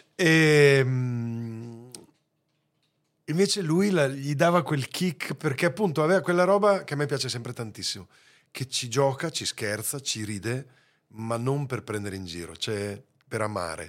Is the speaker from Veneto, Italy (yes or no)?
yes; Veneto, Italy; moved away; l'amore verso la mia terra